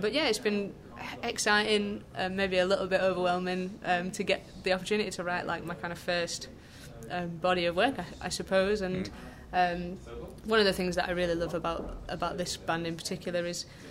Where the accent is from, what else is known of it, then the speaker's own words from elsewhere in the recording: Lancashire, North West England, United Kingdom; now in Yorkshire, United Kingdom; I am super northern. Uh, I'm from Lancashire. I live in Yorkshire.